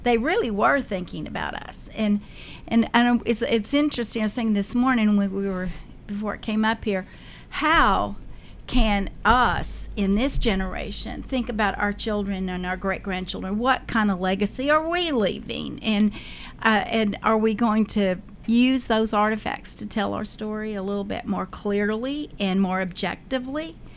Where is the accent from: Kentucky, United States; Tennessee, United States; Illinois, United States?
Tennessee, United States; Murfreesboro; We lived it, grew up here. Our families have been a part of the history of not only this community but of Middle Tennessee